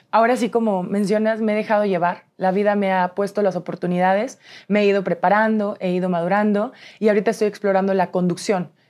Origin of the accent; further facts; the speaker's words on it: San Luis Potosí, Mexico; De San Luis Potosí.